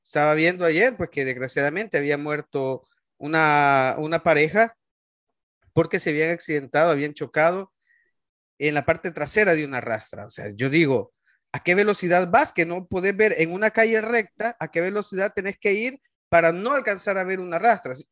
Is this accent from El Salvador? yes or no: yes; El Salvador; moved away; como salvadoreños